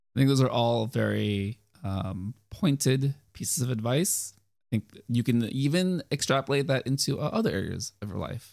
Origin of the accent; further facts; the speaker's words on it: United States; I'm Asian, but I grew up in the United States